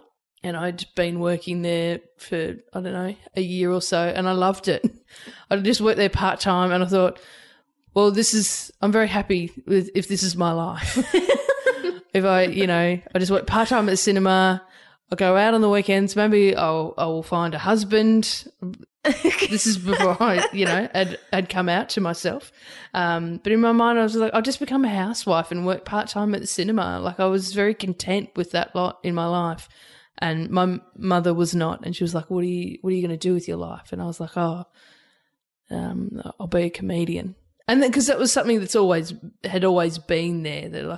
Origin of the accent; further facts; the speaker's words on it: Albury, New South Wales, Australia; It's a regional town. So, and it's on the border of New South Wales and Victoria. So it's, and Wodonga's on the Victorian side, Albury's on the New South